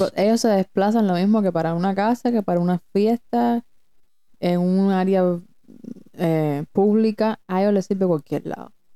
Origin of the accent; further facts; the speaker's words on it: Cuba; also born or lived in Broward County, Florida; now in Florida, United States; nosotras venimos de Cuba, tampoco es que eso. Venimos de Cuba y en Cuba ni siquiera nos podemos casar.